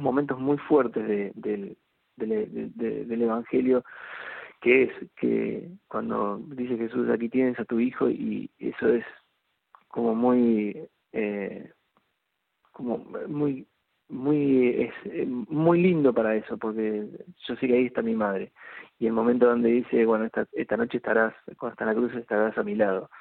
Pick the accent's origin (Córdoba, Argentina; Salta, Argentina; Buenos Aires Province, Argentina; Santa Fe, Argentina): Buenos Aires Province, Argentina; América; moved away; yo viví 30 años en Buenos Aires y hace muy poco tiempo, hace unos cuatro meses, eh, nos vinimos a, a, América, provincia de Buenos Aires, que es el pueblo donde, donde nací